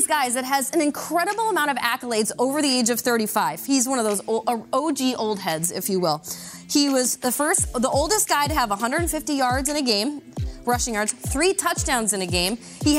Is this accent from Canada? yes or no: no; Minnesota, United States; because growing up in Minnesota, I remember watching the Vikings in the 90s as a kid